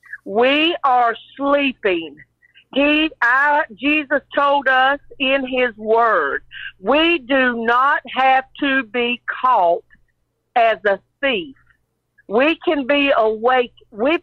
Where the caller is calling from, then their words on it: Myrtle Beach, South Carolina, United States; I'm calling from Myrtle Beach, South Carolina.